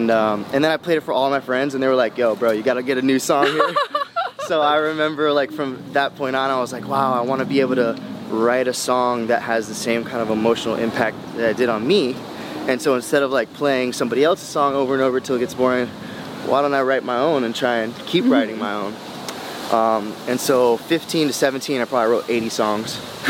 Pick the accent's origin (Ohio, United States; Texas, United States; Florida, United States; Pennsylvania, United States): Texas, United States; Houston; also born or lived in St. Louis; When I was growing up in the 90s, we grew up in Houston, and then we grew up in St. Louis